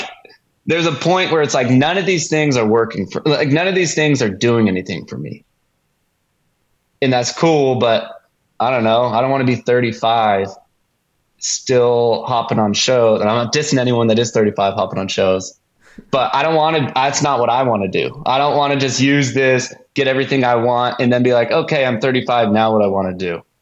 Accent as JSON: {"language": "English", "town": "Tulsa", "region": "Oklahoma", "country": "United States", "also_born_or_lived": "Los Angeles / San Diego / Utah", "moved": "as an adult", "said": "I'm from Tulsa, Oklahoma"}